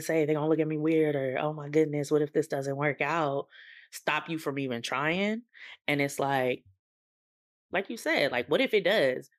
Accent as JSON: {"language": "English", "region": "California", "country": "United States", "tie": "born or raised there", "said": "I am from California, born and bred."}